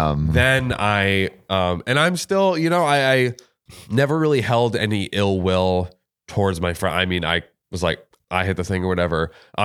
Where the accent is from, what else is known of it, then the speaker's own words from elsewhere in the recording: Florida, United States; I'm from Florida.